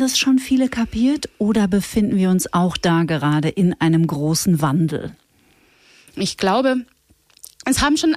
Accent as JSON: {"language": "German", "town": "Bad Reichenhall", "region": "Bavaria", "country": "Germany", "tie": "born or raised there"}